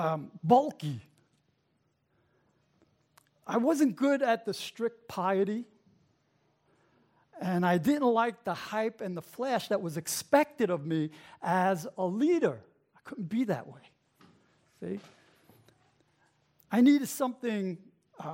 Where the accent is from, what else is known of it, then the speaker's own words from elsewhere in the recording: New York City, New York, United States; also born or lived in Brooklyn; I was raised in the Bronx.